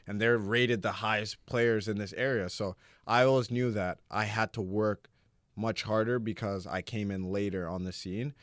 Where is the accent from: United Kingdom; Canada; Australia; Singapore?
Canada; Toronto, Ontario; moved away as an adult; also born or lived in Louisville, Kentucky; now in Los Angeles, United States; growing up in Toronto, like, it was a big city